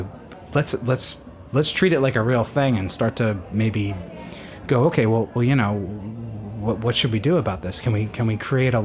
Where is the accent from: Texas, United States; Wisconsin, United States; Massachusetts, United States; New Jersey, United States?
New Jersey, United States; I'm from New Jersey, so there's a whole different set of laws there, is that, so I live on in New Jersey